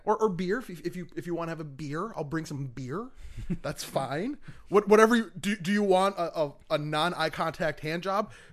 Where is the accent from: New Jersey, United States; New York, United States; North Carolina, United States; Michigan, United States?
Michigan, United States; moved away; I'm from Michigan originally